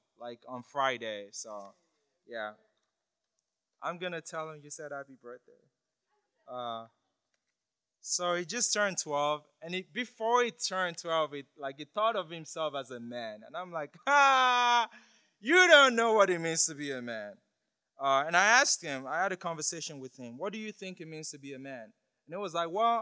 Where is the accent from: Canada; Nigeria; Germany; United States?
Nigeria; I'm from Nigeria